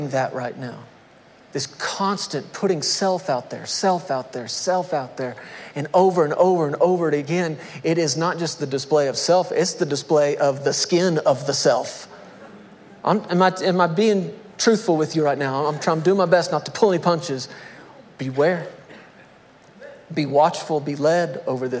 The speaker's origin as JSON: {"language": "English", "region": "Texas", "country": "United States", "said": "I'm a Texan"}